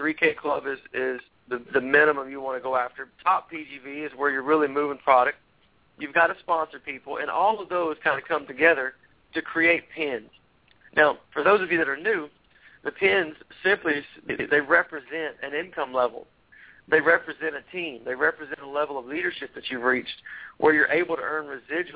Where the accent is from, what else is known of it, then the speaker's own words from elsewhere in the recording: Tennessee, United States; I'm from Tennessee